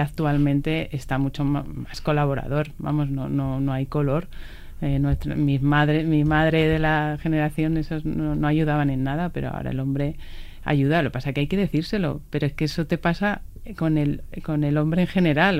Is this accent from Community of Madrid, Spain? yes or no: yes; Villaviciosa de Odón, Community of Madrid, Spain; mi pueblo Villaviciosa de Odón.